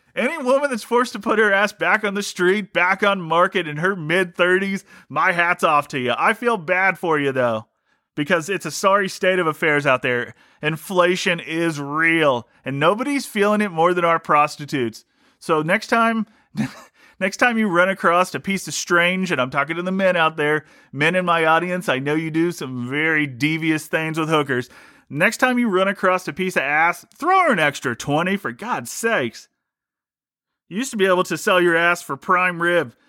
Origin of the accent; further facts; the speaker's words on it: Ohio, United States; I grew up in Ohio